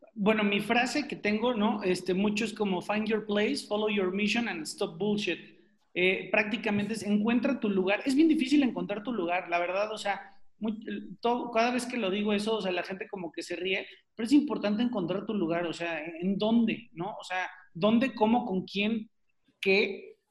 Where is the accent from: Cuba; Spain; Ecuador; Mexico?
Mexico; los mexicanos somos súper sociales